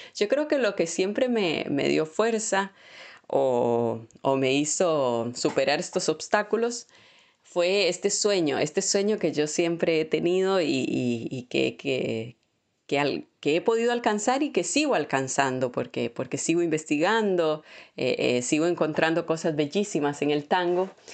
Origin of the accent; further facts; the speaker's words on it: Moravia, San José, Costa Rica; moved away as an adult; now in Buenos Aires, Argentina; yo vengo de un pueblo de allá de, Moravia y llegar a una gran ciudad como es Buenos Aires